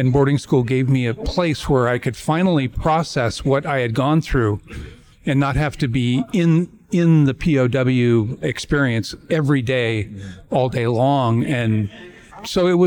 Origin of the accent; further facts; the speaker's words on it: Coronado, California, United States; I grew up in Coronado.